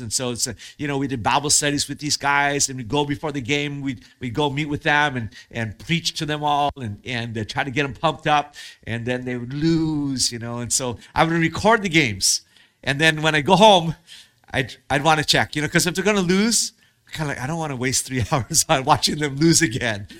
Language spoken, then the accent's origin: English; Hawaii, United States; I grew up in Hawaii